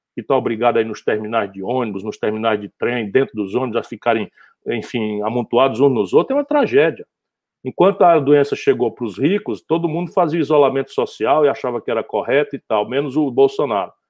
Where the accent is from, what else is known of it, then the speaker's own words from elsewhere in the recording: Northeast Region, Brazil; sou do Nordeste